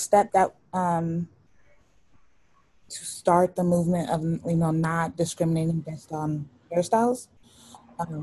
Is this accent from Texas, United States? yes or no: no; Los Angeles, California, United States; I grew up in South Central